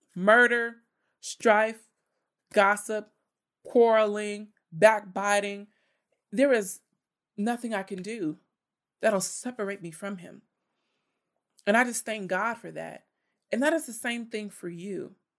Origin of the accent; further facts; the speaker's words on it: Richmond, United States; my hometown, the city of Richmond